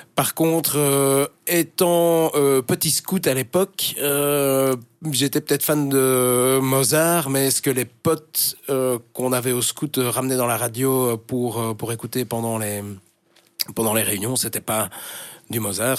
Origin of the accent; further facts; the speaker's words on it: Schaerbeek, Brussels-Capital Region, Belgium; first language French; also born or lived in Woluwe-Saint-Lambert / Ixelles; J'ai grandi à Scarbeck